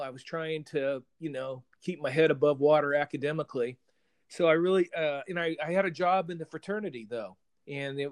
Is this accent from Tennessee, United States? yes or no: no; Benton, Illinois, United States; moved away as an adult; also born or lived in Crawfordsville, Indiana; ended up going to Southern Illinois University in Carbondale, which was about 45 minutes from my hometown of Benton